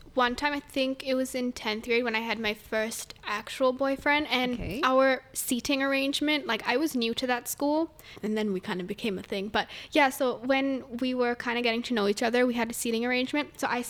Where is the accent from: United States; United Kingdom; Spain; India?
India; moved away; because I grew up in India, like my high school was in India.